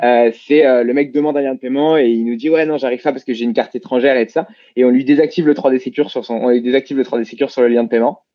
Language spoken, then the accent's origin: French; Paris region, Île-de-France, France; on a grandi bah, à Panama, en région parisienne, euh, euh, tous les deux